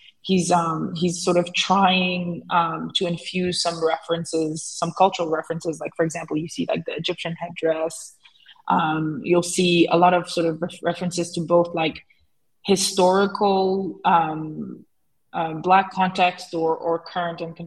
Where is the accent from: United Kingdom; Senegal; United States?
Senegal; I grew up in Senegal